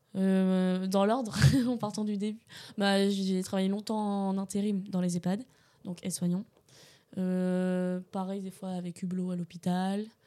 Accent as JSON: {"language": "French", "town": "Bordeaux", "region": "Nouvelle-Aquitaine", "country": "France", "tie": "born or raised there", "moved": "as an adult", "lives_now": "Angers, France", "said": "je suis née à Bordeaux et du coup je suis venue sur Angers pour faire ma première année"}